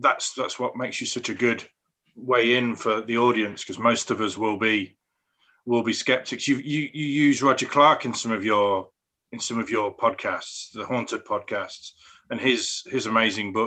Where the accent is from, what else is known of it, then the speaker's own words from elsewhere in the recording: Northampton, East Midlands, United Kingdom; I grew up in Northampton, which is like goth central.